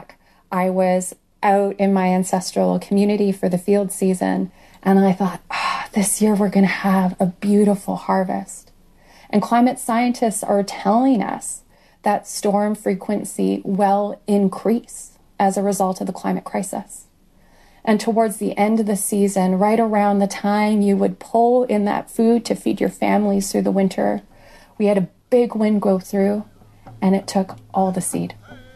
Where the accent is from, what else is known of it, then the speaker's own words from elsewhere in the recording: Northwestern Ontario, Canada; I was born and raised in Treaty Number 3 in what is currently known as Northwestern Ontario